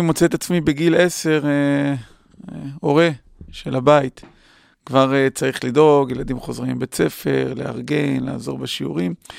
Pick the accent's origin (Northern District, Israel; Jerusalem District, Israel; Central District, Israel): Northern District, Israel; Acre; גדלתי בתור ילד בעכו